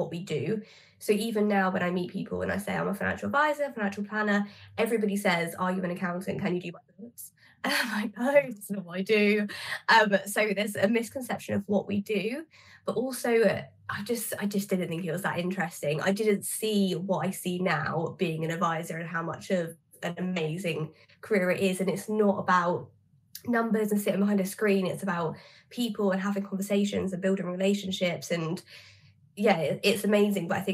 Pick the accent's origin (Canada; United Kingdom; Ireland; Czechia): United Kingdom; Southampton, South East England; I am actually from Southampton